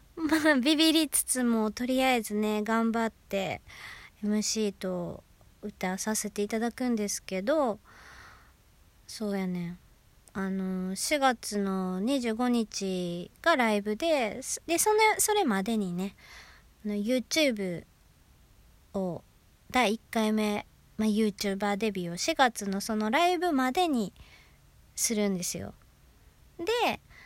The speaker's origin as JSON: {"language": "Japanese", "region": "Osaka", "country": "Japan", "tie": "born or raised there", "accent": "Osaka dialect", "said": "私大阪出身で"}